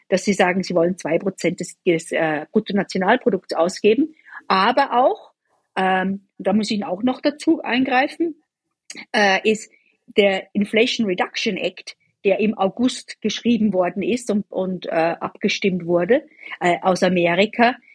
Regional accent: Austria; Ich komme ursprünglich aus Österreich.

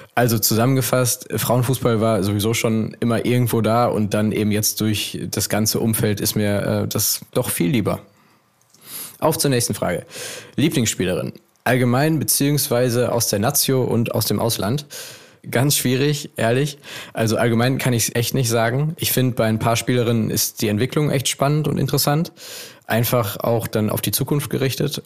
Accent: Essen, North Rhine-Westphalia, Germany; Ich komme aus Essen.

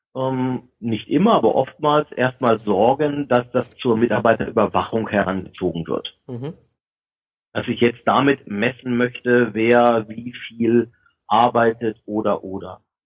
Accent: Germany; wir uns als Deutsche

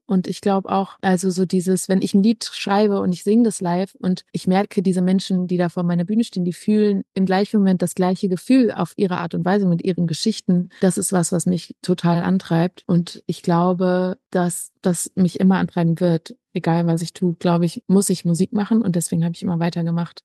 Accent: North Rhine-Westphalia, Germany; Ich bin am Niederrhein groß geworden

